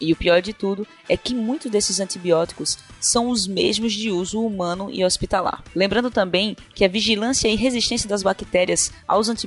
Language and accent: Portuguese; Recife, Pernambuco, Brazil; sou de Recife e parabéns por discutirem esse tema tão importante.